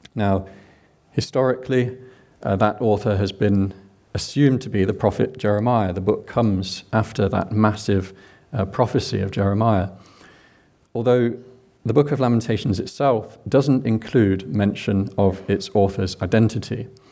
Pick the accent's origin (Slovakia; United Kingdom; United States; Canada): United Kingdom; England; accent: English; now in Scotland, United Kingdom; I'm English